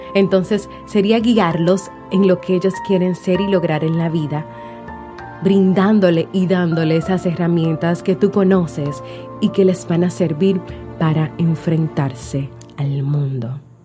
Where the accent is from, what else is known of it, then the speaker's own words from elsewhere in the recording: Dominican Republic; En mi país, República Dominicana